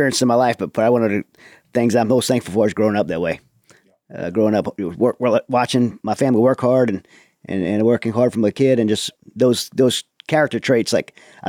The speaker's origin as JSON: {"language": "English", "town": "Raceland", "region": "Louisiana", "country": "United States", "tie": "born or raised there", "said": "From Louisiana. I grew up in Raceland, in Thibodaux. So down in South Louisiana, Lafourche Parish, Bayou country."}